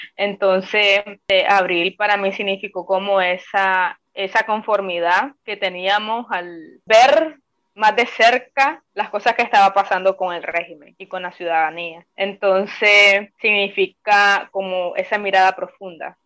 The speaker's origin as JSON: {"language": "Spanish", "country": "Nicaragua", "moved": "as an adult", "lives_now": "Costa Rica", "said": "como joven nicaragüense, como mujer nicaragüense"}